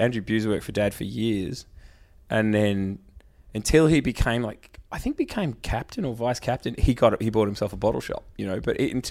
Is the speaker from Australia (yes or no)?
yes; Geelong, Victoria, Australia; also born or lived in Melbourne; born, bred Geelong, grew up 150 metres from Cadinia Park.